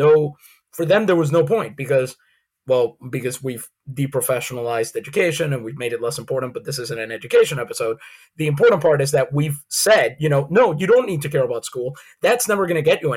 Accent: San Juan, Puerto Rico; now in United States; I grew up in San Juan, Puerto Rico.

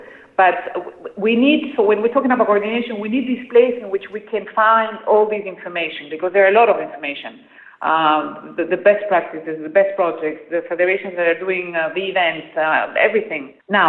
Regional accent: Peru; English is a second language; And then I was raised in Peru. I am Dutch.

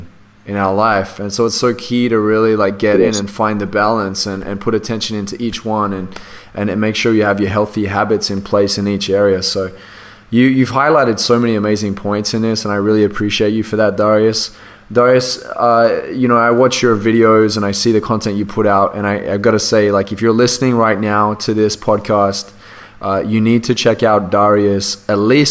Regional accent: Australia; accent: Australian; my Australian accent

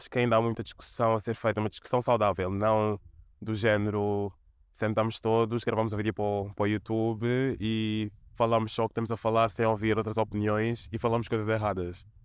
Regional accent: Portugal; muito desafiante, porque obviamente um, estou inserida em duas comunidades marginalizadas e obviamente de um lado sofro racismo etc e do outro sofro de homofobia etc também um, e também ao que em Portugal não havia muita representatividade

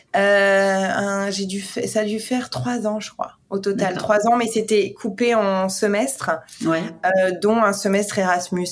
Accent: Besançon, Bourgogne-Franche-Comté, France; also born or lived in Paris, France; now in New York, United States; je suis née dans l'est de la France, à Besançon

